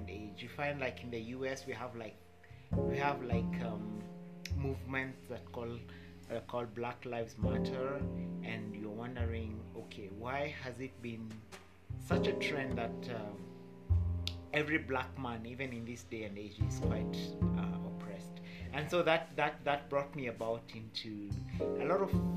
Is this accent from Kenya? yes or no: yes; Kenya; I am Kenyan by birth and born and bred in Kenya.